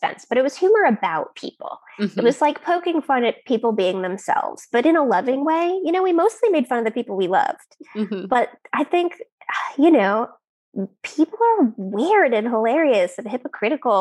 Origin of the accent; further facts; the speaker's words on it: United States; I am an American